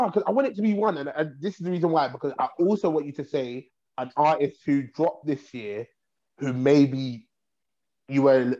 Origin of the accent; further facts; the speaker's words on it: England, United Kingdom; so outside of Croydon, right, in terms of us as English people are spoiled with ….